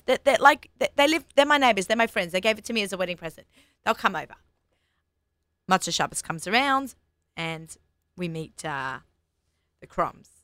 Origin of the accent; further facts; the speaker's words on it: Australia; accent: Australian; moved away as an adult; now in United States; I'm Australian